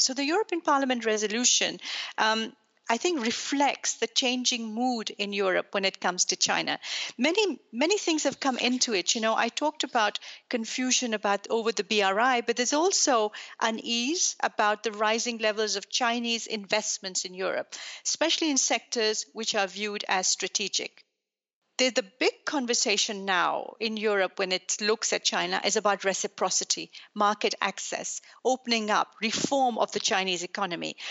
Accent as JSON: {"language": "English", "country": "Pakistan", "tie": "born or raised there", "also_born_or_lived": "Belgium", "moved": "yes", "lives_now": "Brussels, Belgium", "said": "I'm Belgian. I was born in Pakistan"}